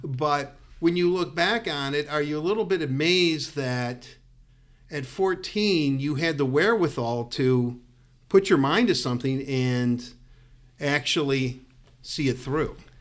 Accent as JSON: {"language": "English", "town": "Detroit", "region": "Michigan", "country": "United States", "tie": "born or raised there", "said": "being from Detroit"}